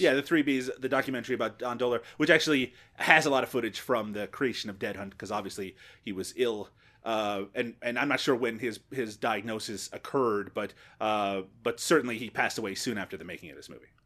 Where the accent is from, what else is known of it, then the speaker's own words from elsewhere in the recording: Canada; as a Canadian